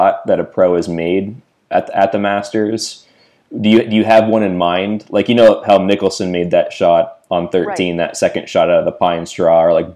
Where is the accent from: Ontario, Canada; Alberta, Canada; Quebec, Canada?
Ontario, Canada; Mississauga; moved away; I'm originally from Mississauga near Toronto